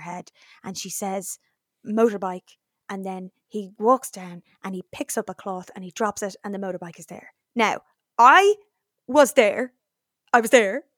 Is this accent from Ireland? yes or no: yes; Dublin, Leinster, Ireland; now in London, United Kingdom; I am Dublin Irish fluent